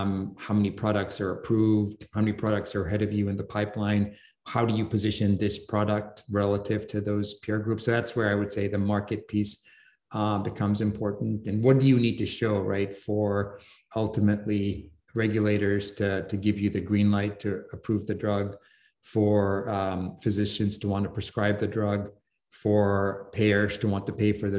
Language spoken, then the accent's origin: English; England, United Kingdom; like I grew up in England, so I follow English football.